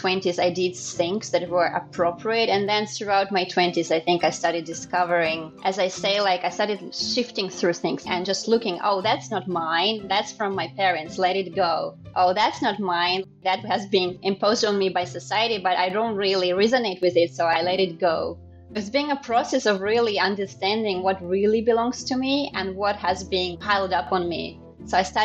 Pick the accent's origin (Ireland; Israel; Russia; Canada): Russia; moved away as an adult; also born or lived in Japan / France / Singapore; now in Sochi, Russia; I'm originally from Russia, so I was born here. But half of my life, literally, I lived abroad